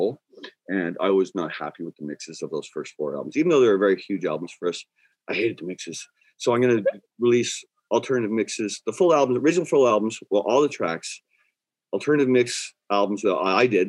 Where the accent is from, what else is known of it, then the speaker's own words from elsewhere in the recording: Canada; also born or lived in Dublin, Ireland; I was raised here